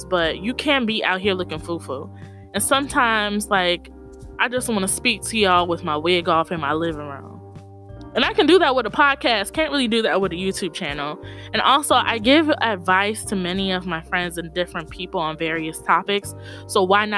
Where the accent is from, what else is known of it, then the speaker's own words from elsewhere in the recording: Tallahassee, Florida, United States; also born or lived in Atlanta, Georgia; from Tallahassee, Florida, by way of Atlanta, Georgia.